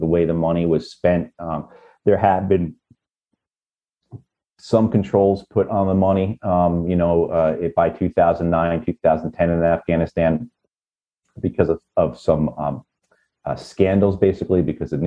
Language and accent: English; United States; us Americans